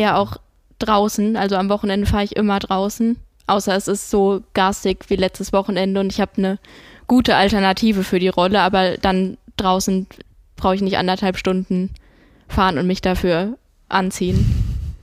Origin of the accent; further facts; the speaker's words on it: Hesse, Germany; accent: Hessian; Ich kann mit Hessisch leider nicht dienen